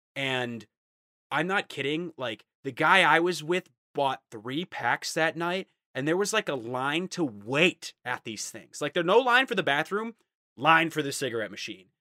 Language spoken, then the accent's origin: English; United States; I'm American